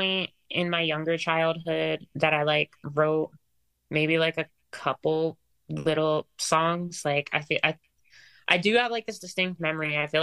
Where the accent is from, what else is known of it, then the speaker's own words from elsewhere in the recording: New Jersey, United States; also born or lived in Philadelphia; I grew up like in South Jersey and kind of just like in and around the city pretty much like most of my life. I'd say like a majority of my childhood was in South Jersey